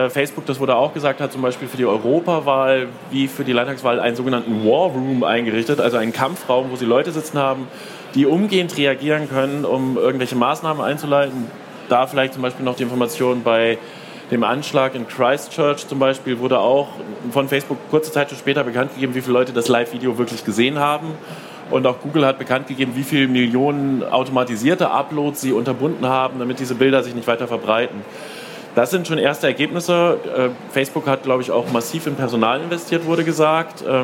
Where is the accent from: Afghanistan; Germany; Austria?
Germany; Saxony; wobei das im ländlichen Raum, wir kommen aus Sachsen, heikel ist, sag ich mal.